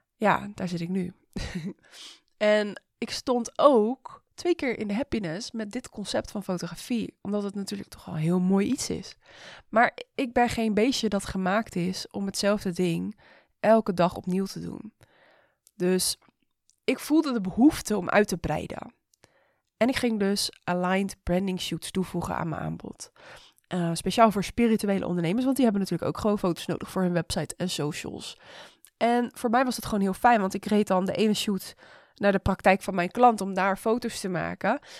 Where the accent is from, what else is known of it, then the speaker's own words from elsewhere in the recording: Rotterdam, South Holland, Netherlands; ik ben een Rotterdammer